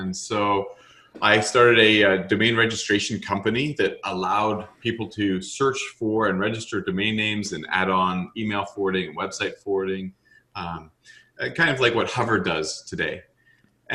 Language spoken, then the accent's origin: English; Canada; being Canadian